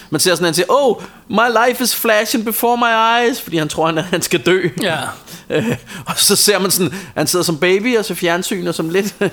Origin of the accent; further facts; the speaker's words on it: Copenhagen, Capital Region of Denmark, Denmark; Jeg er fra Sydhavn